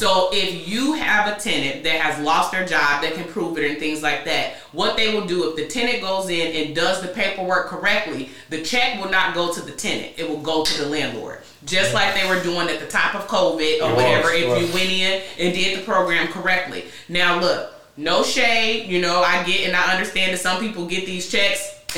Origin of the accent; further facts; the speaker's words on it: Carbondale, Illinois, United States; Carbondale, born and raised.